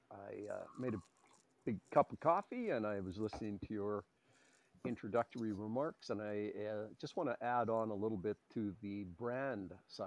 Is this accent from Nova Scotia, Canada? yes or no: no; Edmonton, Alberta, Canada; Yes, I am. I'm one of those rare guys. My dad came to Edmonton when he was 5 years old from Thunder Bay.